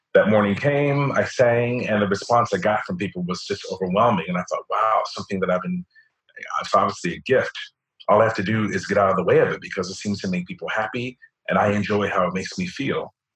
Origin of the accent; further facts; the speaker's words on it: Cincinnati, Ohio, United States; now in New York, United States; I grew up in Walnut Hills, right off of Gilbert Avenue